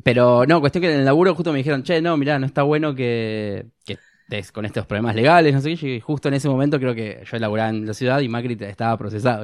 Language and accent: Spanish; Argentina; nosotros como ser argentinos